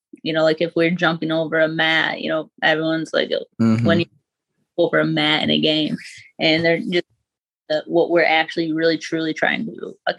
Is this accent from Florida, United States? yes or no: no; Grand Rapids, Michigan, United States; Grand Rapids, Michigan.